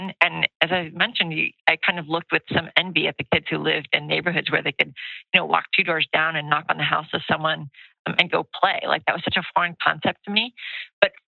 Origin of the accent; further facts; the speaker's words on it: California, United States; moved away as an adult; now in East Coast, United States; I am actually a fifth generation Californian